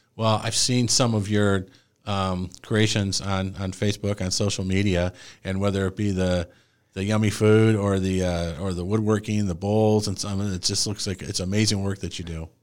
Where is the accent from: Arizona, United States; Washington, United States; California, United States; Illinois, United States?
Illinois, United States; Joliet; moved away; I'm originally from, I was born in Joliet, Illinois